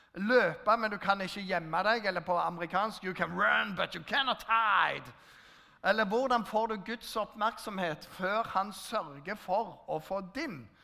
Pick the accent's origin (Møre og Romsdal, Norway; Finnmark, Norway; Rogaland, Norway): Rogaland, Norway; Jæren; Jeg kommer fra Jæren